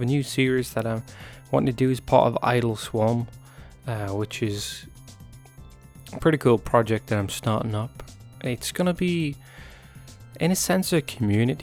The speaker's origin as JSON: {"language": "English", "town": "Newcastle upon Tyne", "region": "North East England", "country": "United Kingdom", "tie": "born or raised there", "moved": "as an adult", "lives_now": "United States", "said": "I was born in Newcastle upon Tyne in England, which is part of the United Kingdom"}